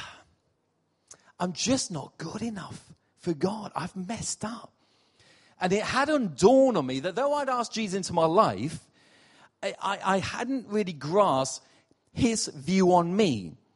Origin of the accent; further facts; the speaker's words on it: Portsmouth, South East England, United Kingdom; moved away as an adult; also born or lived in New York City; now in Rotherham, United Kingdom; I'm from Portsmouth originally. I'm, I'm not from up north.